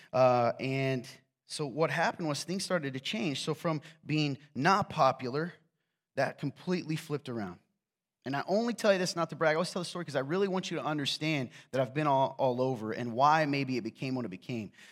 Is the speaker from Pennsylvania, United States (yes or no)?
no; Nappanee, Indiana, United States; I'm from Napanee